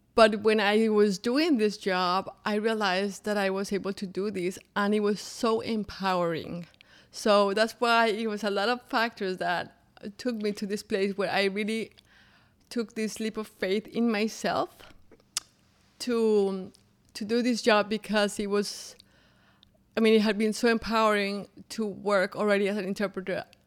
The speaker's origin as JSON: {"language": "English", "region": "Bogotá", "country": "Colombia", "tie": "born or raised there", "second_language": "English", "moved": "as an adult", "lives_now": "Orlando, United States", "said": "I grew up in Bogota, Colombia"}